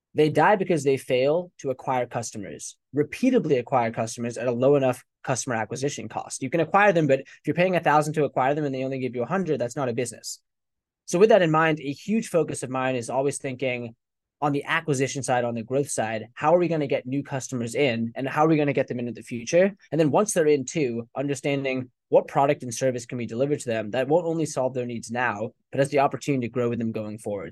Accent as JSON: {"language": "English", "country": "United States", "tie": "born or raised there", "also_born_or_lived": "England / India (ancestry)", "said": "when I was six years old, they decided to immigrate to the U S."}